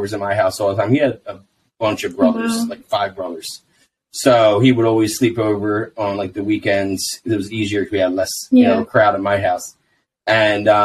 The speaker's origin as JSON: {"language": "English", "region": "New Jersey", "country": "United States", "tie": "born or raised there", "said": "I grew up in South Jersey"}